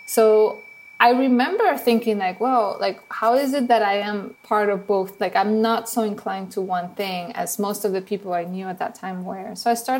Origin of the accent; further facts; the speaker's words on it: Venezuela; accent: Venezuelan; English is a second language; moved away as an adult; now in United States; my accent that you probably hear is from Venezuela